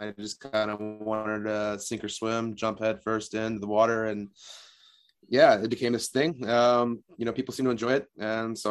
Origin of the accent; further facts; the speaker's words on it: Copeville, Texas, United States; my hometown mentioned by name in a Tarantino movie